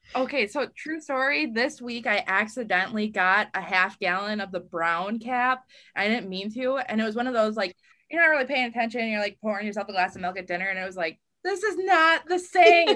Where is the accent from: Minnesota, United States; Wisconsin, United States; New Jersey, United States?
Wisconsin, United States; northern; I was a, a regional reporter, kind of had the northern Wisconsin area um, down past my hometown